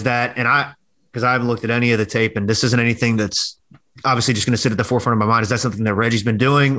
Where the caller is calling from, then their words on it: Baltimore, Maryland, United States; I'm speaking from Baltimore, Maryland.